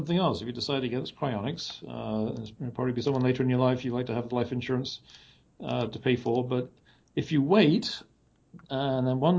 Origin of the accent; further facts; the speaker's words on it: England, United Kingdom; moved away; I was from England